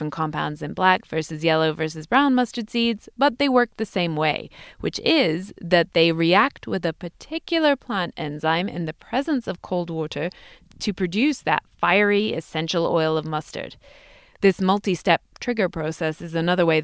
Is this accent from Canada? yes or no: no; England, United Kingdom; moved away